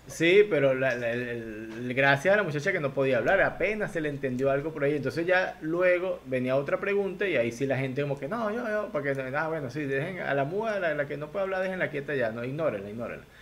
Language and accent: Spanish; Lara, Venezuela; yo soy guaro, este, de donde yo vengo yo soy guaro